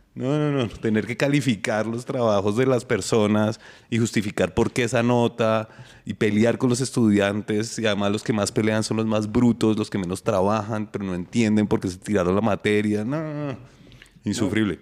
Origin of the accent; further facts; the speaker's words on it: Bogotá, Colombia; Estuve en el Colegio de la Nacional, estudié mi pregrado y mi posgrado en la Nacional. y después trabajé en la Nacional